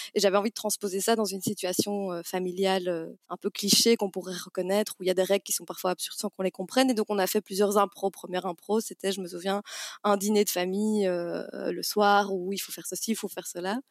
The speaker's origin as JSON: {"language": "French", "town": "Namur", "region": "Wallonia", "country": "Belgium", "tie": "born or raised there", "lives_now": "Brussels, Belgium", "said": "la ville où j'ai grandi, à Namur"}